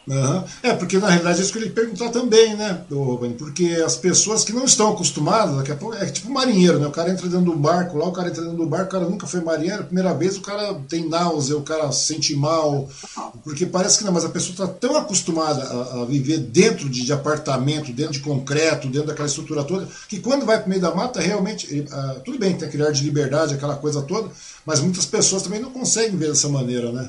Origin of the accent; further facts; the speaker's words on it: Biritiba Ussu, São Paulo, Brazil; Minha mãe morava lá em Biritibuçu, eu nasci lá em Biritibuçu